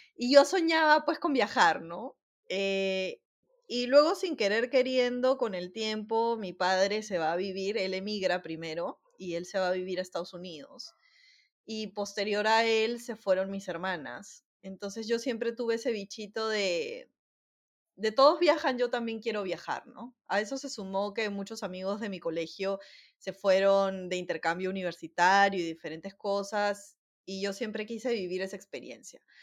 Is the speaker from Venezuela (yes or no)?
no; Peru; first language Spanish; moved away as an adult; also born or lived in Croatia; now in Spain